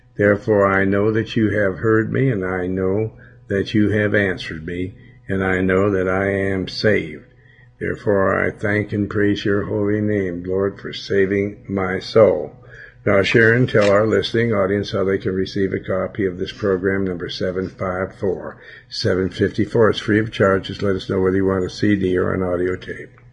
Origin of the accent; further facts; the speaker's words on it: Billings, Montana, United States; in my hometown